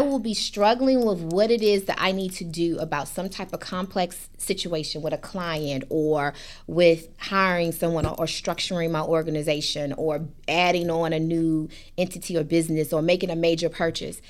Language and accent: English; Hampton, Virginia, United States; moved away as an adult; I came from Shell Road, Hampton, Virginia